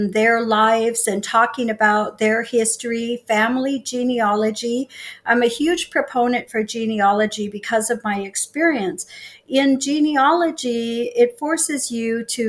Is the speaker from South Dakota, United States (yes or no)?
yes; Sisseton, South Dakota, United States; And I was born here in Sisseton. I've lived in South Dakota most of my life.